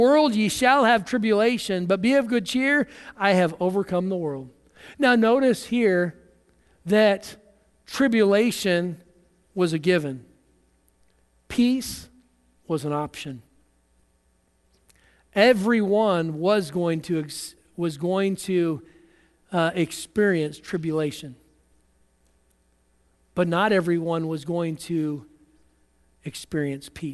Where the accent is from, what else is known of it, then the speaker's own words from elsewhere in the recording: United States; as American Christians